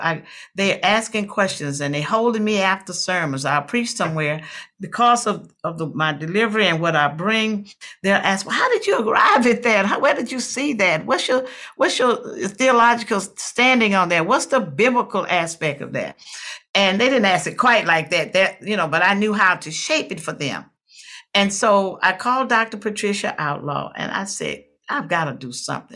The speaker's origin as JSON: {"language": "English", "town": "Watson", "region": "Louisiana", "country": "United States", "tie": "born or raised there", "said": "I'm from Watson, Louisiana, a little rural community in Louisiana."}